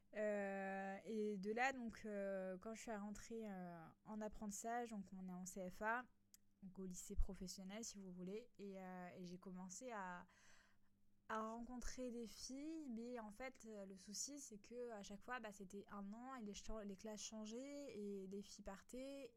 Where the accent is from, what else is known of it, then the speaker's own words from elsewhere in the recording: a small village in Alsace, Grand Est, France; moved away as an adult; now in Nice, France; moi qui étais euh, un petit village en Alsace, je suis venue habiter à Nice, donc dans le sud de la France.